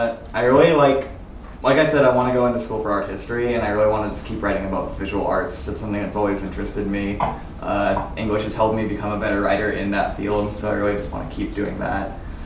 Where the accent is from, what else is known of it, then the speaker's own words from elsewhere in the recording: San Diego, California, United States; now in Ashland, United States; I'm from the West Coast. I'm from San Diego, but I spent the summer in New York